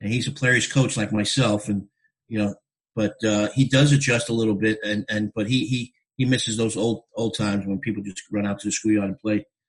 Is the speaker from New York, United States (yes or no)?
yes; New York City, New York, United States; moved away as an adult; I grew up in the Bronx playing on the blacktop, playing on the asphalt, you know, the concrete